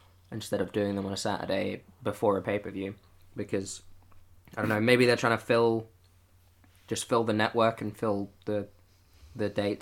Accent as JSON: {"language": "English", "country": "United Kingdom", "said": "as British people"}